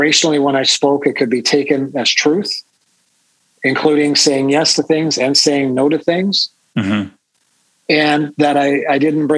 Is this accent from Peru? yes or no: no; Saskatchewan, Canada; I'm from Saskatchewan